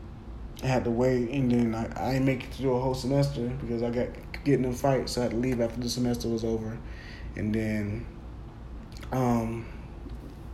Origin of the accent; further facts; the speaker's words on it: Jacksonville, Florida, United States; I'm at my hometown school